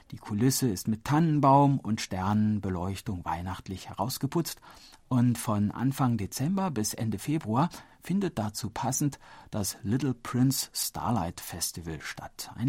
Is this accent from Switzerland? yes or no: no; France; German is a second language; Nun, ob ich mich als Franzose hier heimisch fühlen würde, weiß ich nicht.